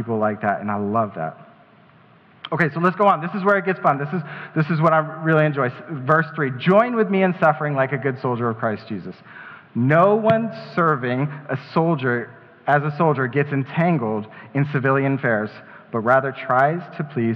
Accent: Colorado Springs, Colorado, United States; shout out to Colorado Springs, that's my hometown

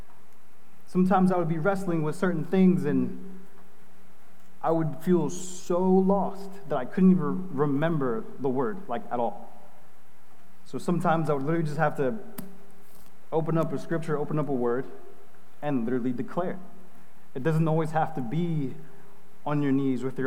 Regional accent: New York, United States; I'm from New York

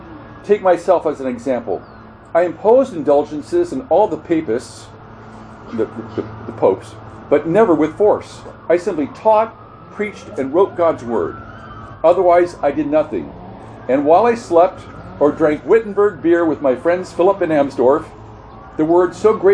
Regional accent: Scotland, United Kingdom; if you know that I'm from Scotland

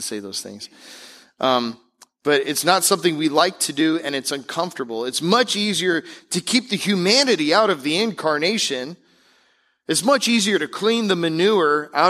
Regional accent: Tampa Bay area, Florida, United States; I grew up in the Tampa Bay area

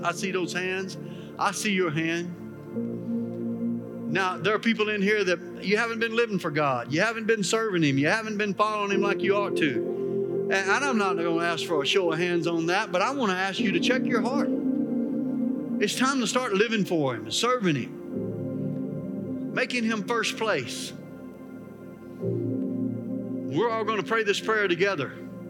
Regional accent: Arkansas, United States; Well, I'm from Arkansas, Pastor. Ain't nothing special in Arkansas.

